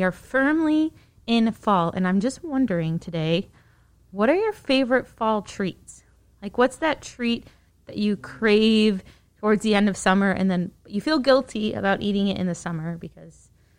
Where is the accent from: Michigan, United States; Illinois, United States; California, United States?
Michigan, United States; McBain; my hometown. Shout out to McBain, Michigan